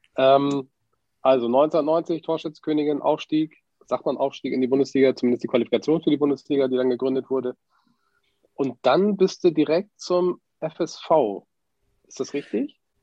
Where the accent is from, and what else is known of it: Wilhelmshaven, Lower Saxony, Germany; born or raised there